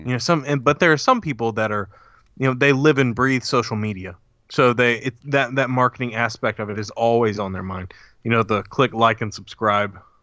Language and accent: English; Huntsville, Alabama, United States; I was born in Huntsville, Alabama